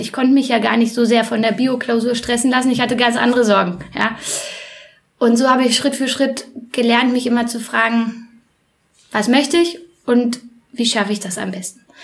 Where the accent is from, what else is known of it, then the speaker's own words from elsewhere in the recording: Berlin, Germany; moved away as an adult; now in Leipzig, Germany; erstmal bin ich ein Ur-Berliner, so richtig echter, gebürtiger Prenzelberger